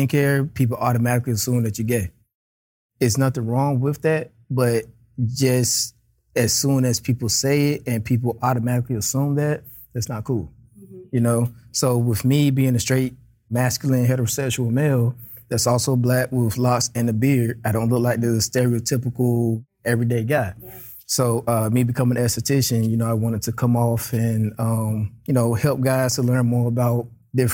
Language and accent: English; North Carolina, United States; moved away as an adult; also born or lived in Tacoma; I'm from North Carolina originally. Country boy, small city